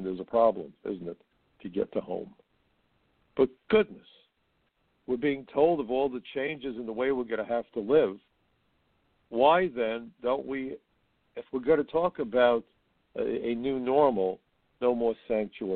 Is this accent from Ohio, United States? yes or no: no; New York City, New York, United States; I'm a New Yorker